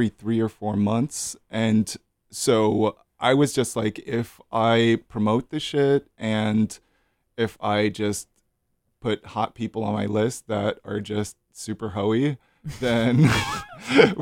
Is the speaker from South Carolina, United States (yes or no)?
no; New York City, New York, United States; I'm actually from Brooklyn. I'm not from Jersey. It's just my mom lives in Jersey